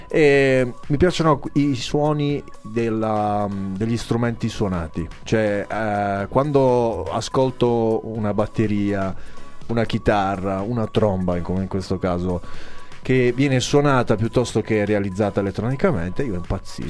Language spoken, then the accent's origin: Italian; Altamura, Apulia, Italy; io sono di Altamura, ecco perché parlo ah. in questa maniera